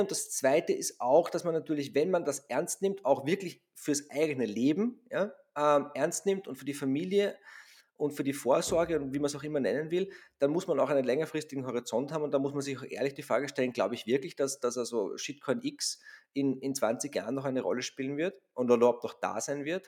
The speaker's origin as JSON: {"language": "German", "country": "Austria"}